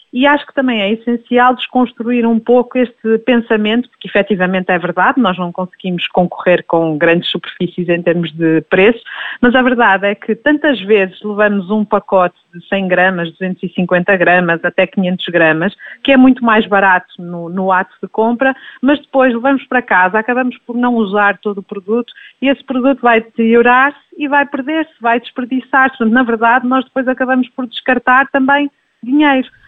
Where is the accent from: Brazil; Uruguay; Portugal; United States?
Portugal; Minho; now in Lisbon, Portugal; eu sou minhota, portanto, vimos os dois de pequenas comunidades tivemos o privilégio de nascer e crescer perto da, da natureza